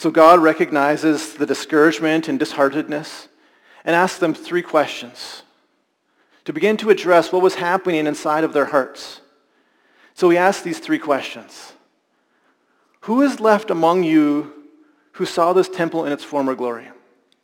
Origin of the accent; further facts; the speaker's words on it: Alberta, Canada; I experienced growing up in Alberta